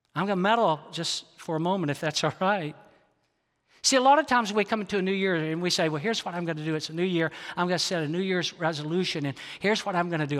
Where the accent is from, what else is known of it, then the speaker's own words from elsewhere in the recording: the South, United States; I grew up in the South